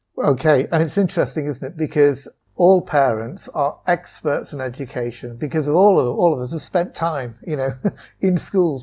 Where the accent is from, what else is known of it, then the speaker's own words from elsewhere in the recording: Wallasey, North West England, United Kingdom; moved away as an adult; also born or lived in Loughborough; now in China; I grew up in, in Wallasey in, in Merseyside